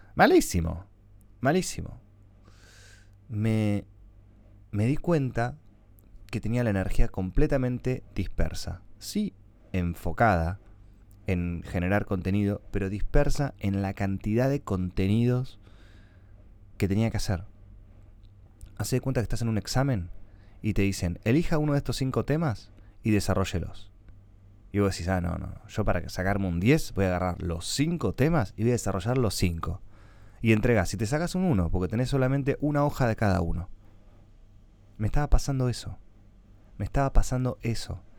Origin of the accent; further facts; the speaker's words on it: Argentina; un blogger argentino de mucho reconocimiento